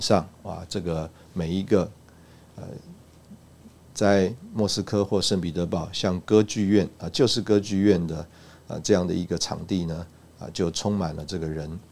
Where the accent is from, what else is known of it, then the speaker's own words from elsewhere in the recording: Taipei, Taiwan; moved away as an adult; also born or lived in Russia; 我自己是在台北长大